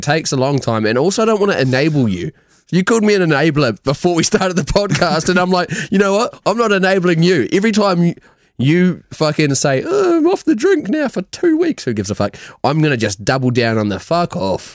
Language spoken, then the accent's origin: English; New Zealand; moved away; we're from New Zealand